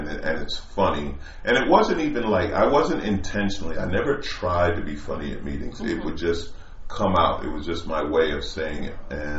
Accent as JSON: {"language": "English", "region": "New York", "country": "United States", "moved": "yes", "said": "I was from New York."}